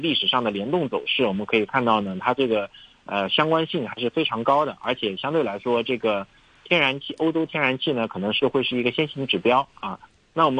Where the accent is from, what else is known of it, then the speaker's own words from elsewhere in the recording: China; 对我们中国人说